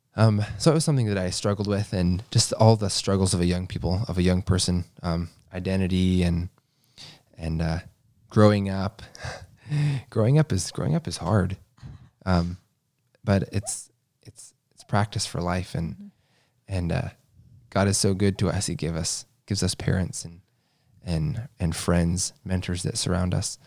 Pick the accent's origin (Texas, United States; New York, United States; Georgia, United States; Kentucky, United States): Kentucky, United States; I was born in Kentucky, the oldest of eight.